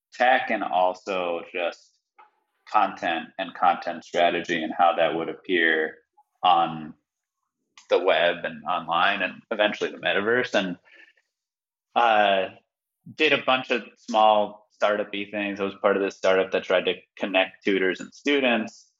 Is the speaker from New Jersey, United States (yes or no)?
no; Miami, Florida, United States; moved away as an adult; also born or lived in New York; I grew up in Miami, which is now, you know, crypto city of the world